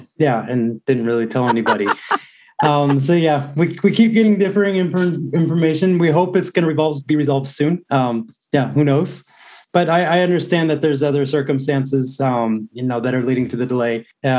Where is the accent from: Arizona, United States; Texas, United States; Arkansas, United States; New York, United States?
Texas, United States; born there; also born or lived in Seattle / Pittsburgh; I was born in South Texas, but I've lived all over, primarily Seattle, but also Pittsburgh, Pennsylvania.